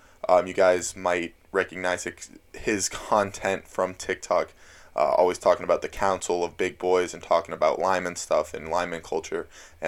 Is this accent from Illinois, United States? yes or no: no; Florida, United States; now in Manchester, United States; I go to school in New Hampshire. {S1} Yeah. {S0} I'm from Florida.